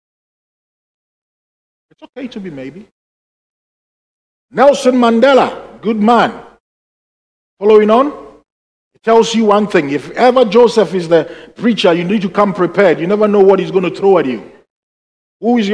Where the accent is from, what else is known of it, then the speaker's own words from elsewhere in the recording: Ghana; moved away; when I was growing up in Ghana